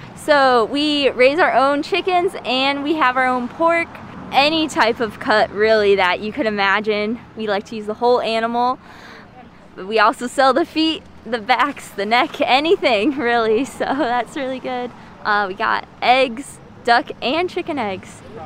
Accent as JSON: {"language": "English", "town": "South Glastonbury", "region": "Connecticut", "country": "United States", "said": "We're from South Glastonbury"}